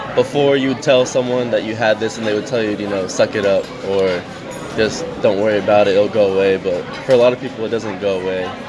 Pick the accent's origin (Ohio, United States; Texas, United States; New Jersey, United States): New Jersey, United States; Trenton; also born or lived in Utah; I was born in Utah, but I moved out here when I was about four, five. Those are my first memories of life is being out here, being in Trenton, Hamilton, that area